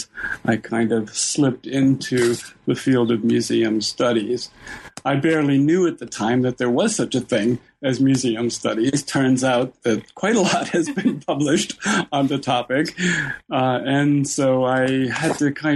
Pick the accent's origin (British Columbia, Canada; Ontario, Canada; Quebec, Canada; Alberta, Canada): Ontario, Canada; Toronto; I ended up then going to the University of Toronto, where it's my hometown